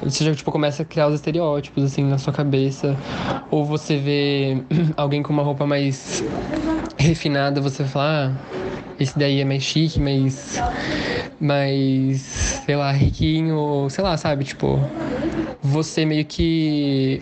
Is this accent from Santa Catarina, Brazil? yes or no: no; São Paulo, Brazil; also born or lived in Minas Gerais; eu ter nascido lá, mas me mudado muito nova para São Paulo